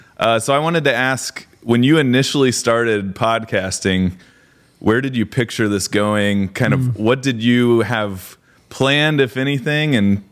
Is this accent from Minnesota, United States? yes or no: no; Tennessee, United States; I'm from Tennessee.